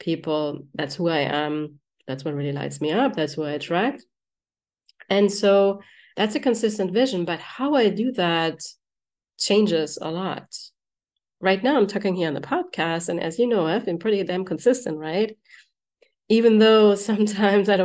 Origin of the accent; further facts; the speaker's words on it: Germany; moved away; I'm from Germany